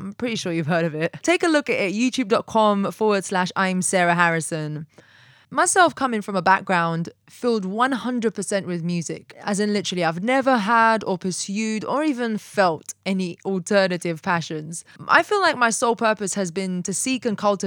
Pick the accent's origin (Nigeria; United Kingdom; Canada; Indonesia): United Kingdom; London; moved away; also born or lived in Atlanta; I'm from London, but Atlanta adopted me.